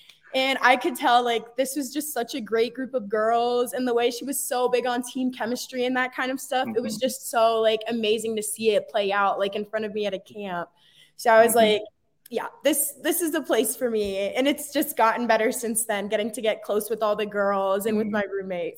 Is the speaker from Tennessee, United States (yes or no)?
no; Texas, United States; So, I mean, I'm originally from Texas and so I was looking at schools kind of down there and in the South.